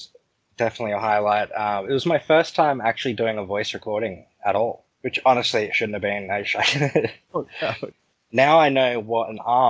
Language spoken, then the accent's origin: English; Australia; I'm Australian.